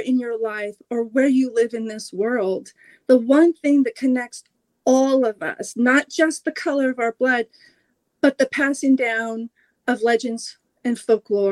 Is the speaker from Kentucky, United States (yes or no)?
no; Oregon coast, United States; I grew up on the Oregon coast